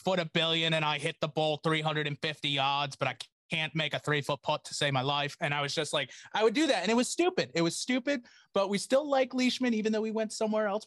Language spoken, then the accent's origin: English; Attleboro, Massachusetts, United States; I grew up in Attleboro